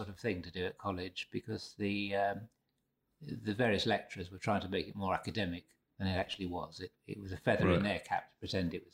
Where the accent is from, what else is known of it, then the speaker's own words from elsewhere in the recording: north of Shropshire, West Midlands, United Kingdom; moved away as an adult; also born or lived in London; Having come from north of Shropshire